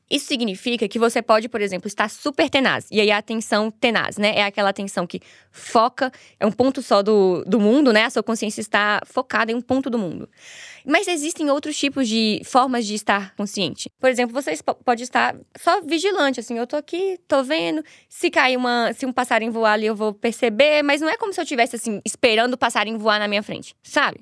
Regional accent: Montes Claros, Minas Gerais, Brazil; Eu sou de Minas Gerais. Minha cidade é no norte de Minas. Se chama Montes Claros.

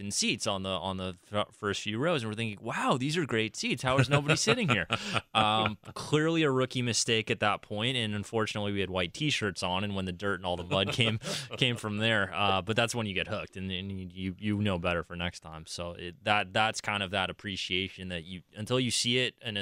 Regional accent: Phoenix, Arizona, United States; moved away; I'm from Phoenix originally

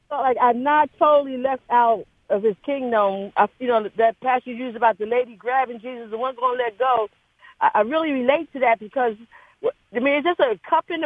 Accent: San Jose, California, United States; moved away as an adult; now in Oakland, United States; I live in Oakland, but I'm from San Jose

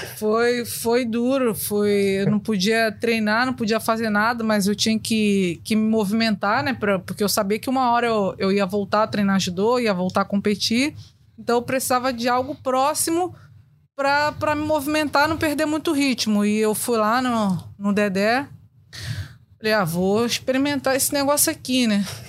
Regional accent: Rio de Janeiro, Brazil; eu cresci na Cidade de Deus

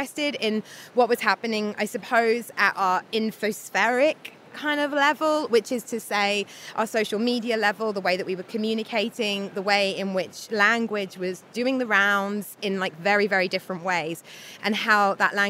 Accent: United Kingdom; moved away as an adult; also born or lived in London; now in Turin, Italy; being a British person

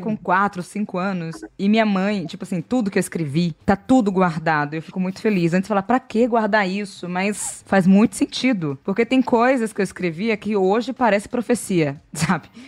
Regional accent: ABC Paulista, São Paulo, Brazil; sou da ABC de São Paulo

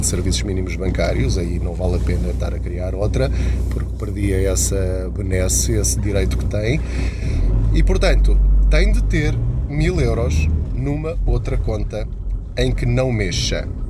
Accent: Portugal

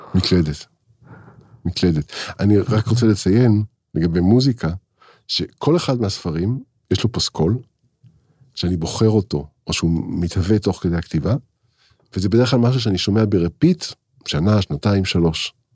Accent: Israel; אני, אני, אני ישראלי

